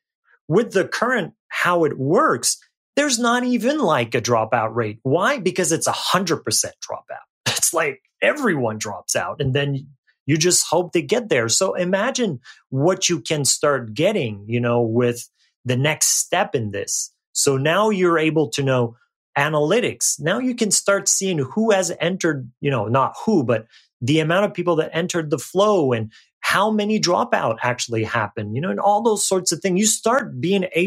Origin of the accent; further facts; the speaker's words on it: Canada; I'm Canadian